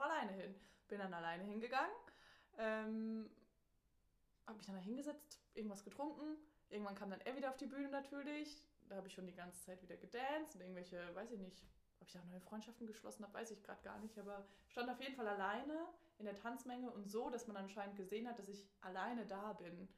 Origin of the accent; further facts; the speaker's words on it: Germany; ich komme aus Deutschland